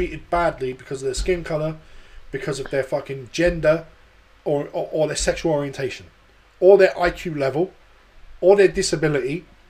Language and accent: English; London, United Kingdom; moved away; I'm originally from London.